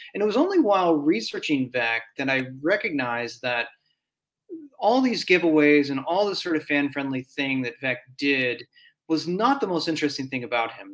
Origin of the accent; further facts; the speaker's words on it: United States; I grew up around the St. Louis area, about maybe uh, an hour away from the city